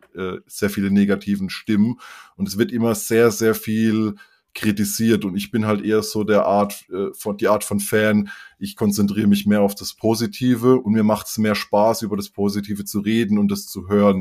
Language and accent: German; near Karlsruhe, Baden-Württemberg, Germany; ich komme eben aus der Nähe von Karlsruhe und da ist Fasching auch groß bei uns